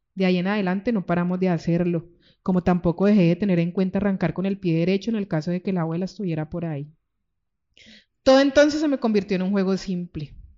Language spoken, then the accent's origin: Spanish; Cali, Valle del Cauca, Colombia; also born or lived in Pereira, Colombia; yo nací en Pereira, llegué a Cali a los seis años